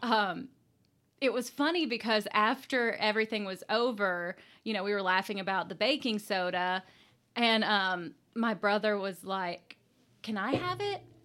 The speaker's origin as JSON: {"language": "English", "area": "Jessamine Creek Gorge area", "region": "Kentucky", "country": "United States", "tie": "born or raised there", "said": "it's in my hometown and literally right across the street from where I grew up, the home I grew up"}